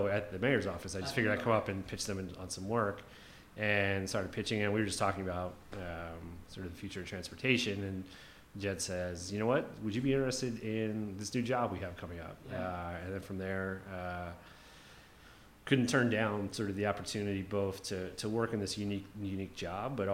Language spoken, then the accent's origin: English; outside of Philadelphia, Pennsylvania, United States; moved away as an adult; now in Detroit, United States; I grew up outside of Philadelphia, really old, walkable suburb